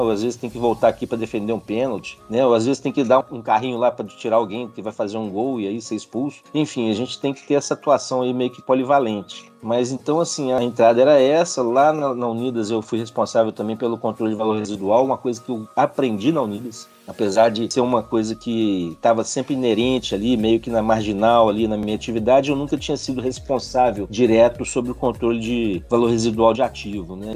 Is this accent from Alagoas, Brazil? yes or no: no; Nova Lima, Minas Gerais, Brazil; sou natural de Nova Lima